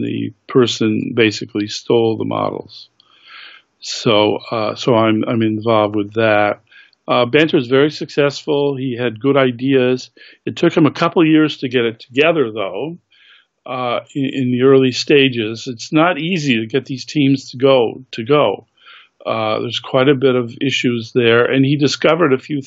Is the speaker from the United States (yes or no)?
yes; Massachusetts, United States; I grew up in Massachusetts